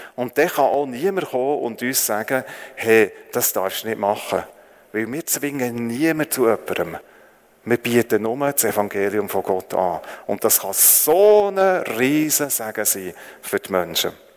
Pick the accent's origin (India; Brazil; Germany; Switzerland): Switzerland; also born or lived in Northern Thailand; weil ich als, Le als Schweizer Lehrer dort geschafft habe